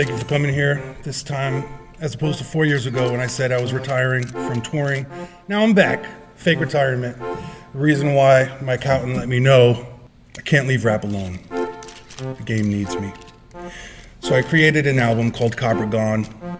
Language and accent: English; Florida, United States; I'm from Florida.